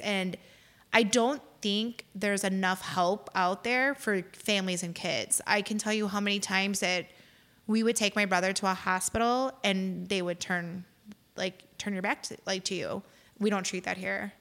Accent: Lansing, Illinois, United States; moved away as an adult; now in Crown Point, United States; my husband and I actually both grew up in Lansing.

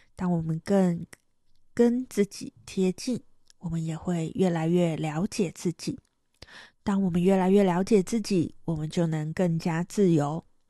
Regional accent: Taiwan; moved away as an adult; now in Seville, Spain; 我是台湾人

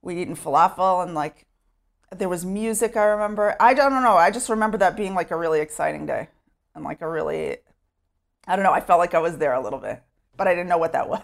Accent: Sherman, Texas, United States; moved away as an adult; now in Efrat, Israel; I grew up in Sherman, Texas

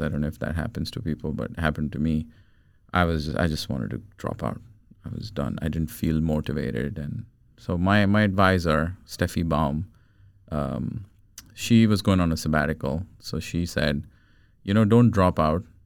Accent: India; moved away as an adult; also born or lived in United States / Rochester; now in Sweden; I was born in India. I grew up in India till I was about 20, 21 years old. And I moved to the States to study my master's.

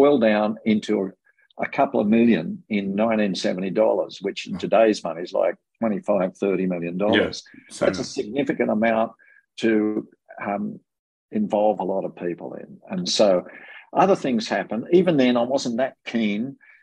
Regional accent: Tamworth, New South Wales, Australia; also born or lived in Armidale; I love growing up in the New England area, I grew up in South Tamworth and in Armidale as well for a period of about 10 years

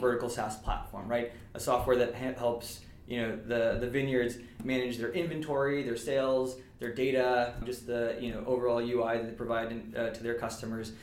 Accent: Southern California, United States; moved away as an adult; also born or lived in Massachusetts; I'm originally from Southern California

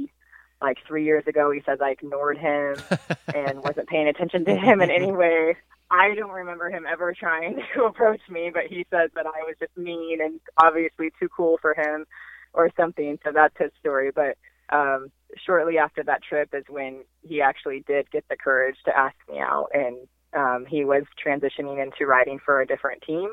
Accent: Northern California, United States; moved away as an adult; now in Southern California, United States; I am from Northern California originally.

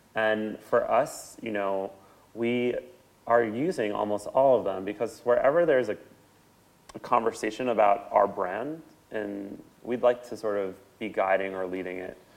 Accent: New York, United States; I grew up in New York

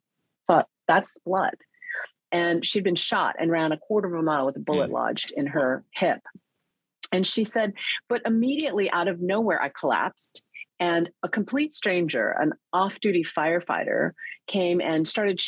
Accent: Northern California, United States; also born or lived in Korea; came to Northern California when I was 4, and felt very much like an outsider. Like, it was Silicon Valley before it was Silicon Valley

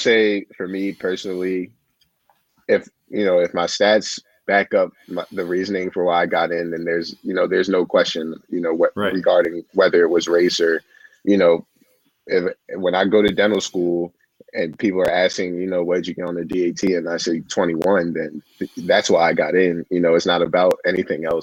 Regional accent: Maryland, United States; growing up in Maryland

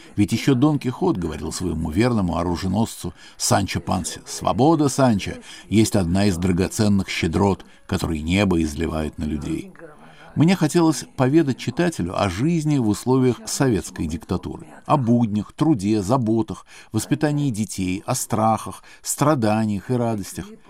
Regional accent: Spain; мне довелось самому пережить в детстве в Испании

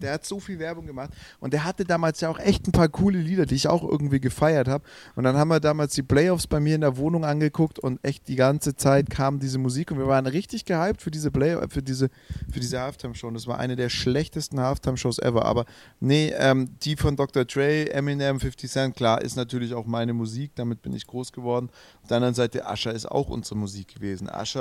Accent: Swabia, Germany; ich bin Schwabe

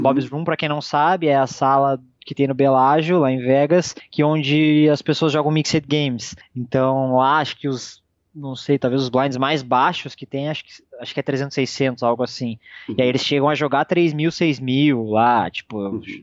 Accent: Brazil; nós que somos brasileiros

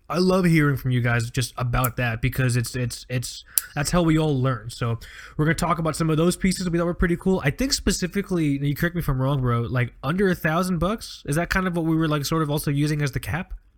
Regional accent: Fort Lauderdale, Florida, United States; I grew up on Fort Lauderdale Beach

